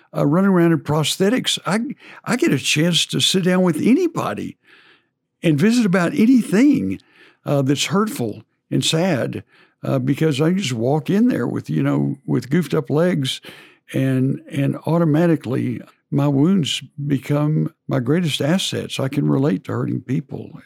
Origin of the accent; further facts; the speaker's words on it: College Station, Texas, United States; in my high school I grew up in in College Station